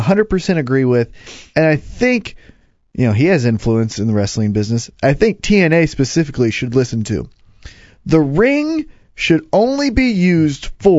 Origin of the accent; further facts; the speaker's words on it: Independence, Missouri, United States; Look, I'm from Independence, Missouri, right? The meth capital of the world.